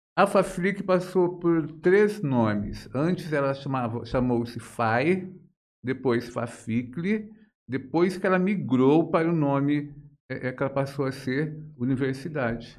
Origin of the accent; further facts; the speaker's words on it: Jales, São Paulo, Brazil; eu sou de Jales, né? Nasci aqui, me criei aqui